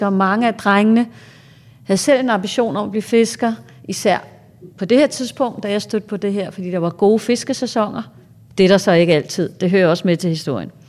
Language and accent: Danish; Greenland; Et meget godt eksempel, jeg har på det, jeg er faktisk fra Grønland